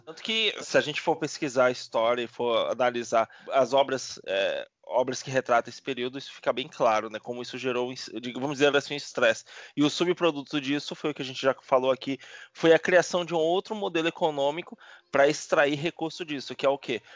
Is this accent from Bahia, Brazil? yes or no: yes; Salvador, Bahia, Brazil; now in São Paulo, Brazil; sou de Salvador, minha família é, não é de pessoas de aparência de, de cor